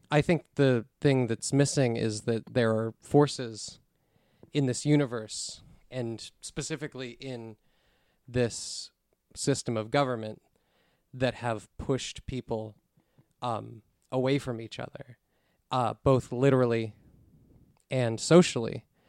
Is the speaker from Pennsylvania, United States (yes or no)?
yes; West Deer, Pennsylvania, United States; also born or lived in Pittsburgh; I've lived here forever. I was born up in the woods, up in, in West Deer